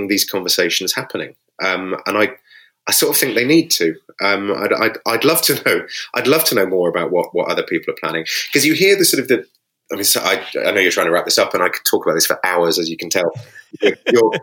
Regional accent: United Kingdom; we're British

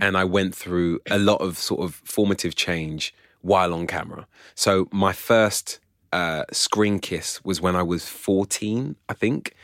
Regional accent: London, United Kingdom; I was born and raised around here in North London, yeah. and then when I was 14, I crossed the river and moved to Southeast London

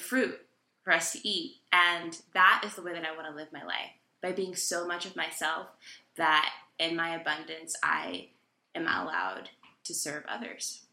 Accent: Texas, United States; moved away as an adult; also born or lived in New York City; now in North Carolina, United States; I grew up in Texas and spent a decent amount of my adult life in New York City

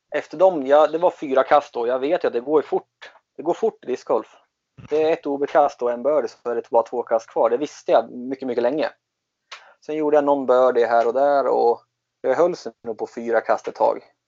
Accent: Katrineholm, Södermanland, Sweden; moved away as an adult; also born or lived in Germany / Falun; jag är uppvuxen utanför i Katrineholm

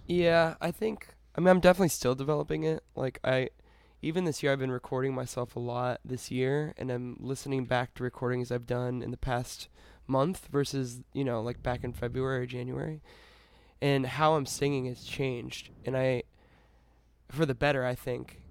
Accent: Connecticut, United States; I was born in Connecticut

